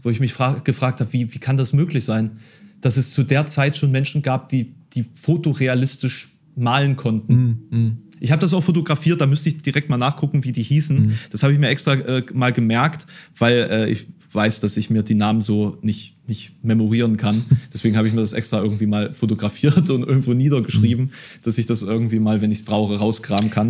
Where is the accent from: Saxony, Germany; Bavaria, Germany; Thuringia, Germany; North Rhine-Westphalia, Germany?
Saxony, Germany; Dresden; born or raised there; now in Halle, Germany